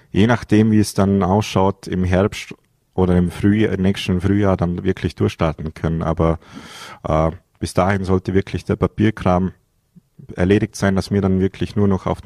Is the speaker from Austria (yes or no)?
yes; Vorarlberg, Austria; ich muss jetzt als Bregenzer Wälder, muss ich jetzt sagen, ich bin von der Region ein wenig enttäuscht.